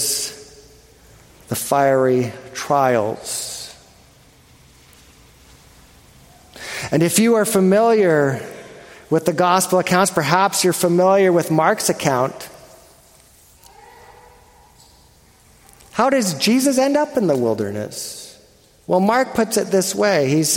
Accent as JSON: {"language": "English", "country": "Canada", "said": "I'm Canadian"}